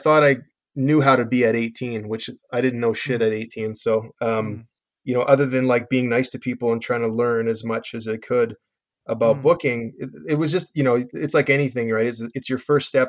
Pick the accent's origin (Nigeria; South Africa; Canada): Canada; Calgary, Alberta; we're from Calgary. I mean, Calgary's got 1.3 million people, so we're not a super small town, but you know, there's not a big industry here